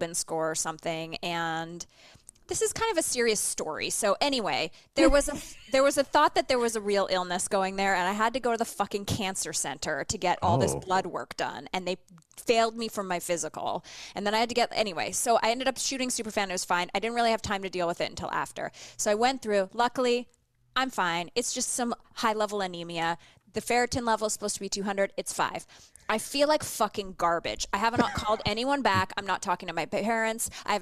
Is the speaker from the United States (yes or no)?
no; Canada; I'm just Canadian